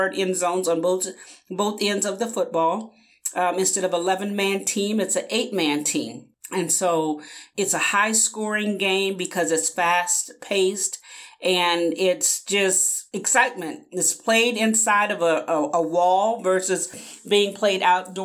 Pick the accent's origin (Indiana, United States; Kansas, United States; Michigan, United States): Kansas, United States; Topeka; I am born and raised in Topeka, Kansas. I've spent my entire life in Kansas.